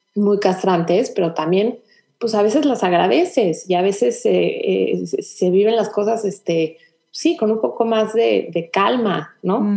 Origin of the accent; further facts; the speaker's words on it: Mexico; moved away as an adult; now in Houston, United States; yo de aquí soy, o sea, de aquí soy, aquí crecí, de aquí me siento